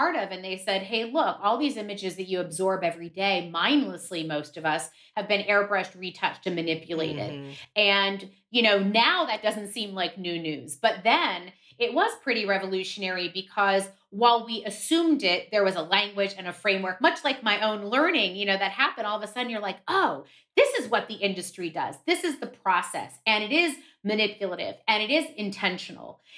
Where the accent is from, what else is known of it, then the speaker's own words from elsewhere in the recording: Miami, Florida, United States; as a kid growing up in Miami